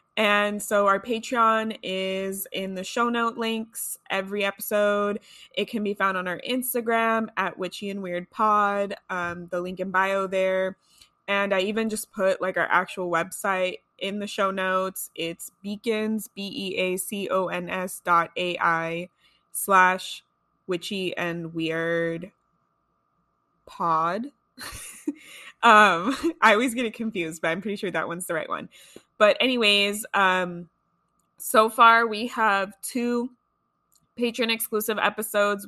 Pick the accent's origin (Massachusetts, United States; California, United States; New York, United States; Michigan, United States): California, United States; Los Angeles; I grew up here in Los Angeles